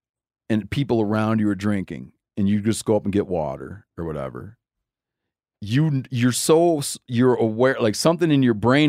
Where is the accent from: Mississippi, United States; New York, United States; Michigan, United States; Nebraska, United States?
Michigan, United States; born there; well, actually I was born in Michigan.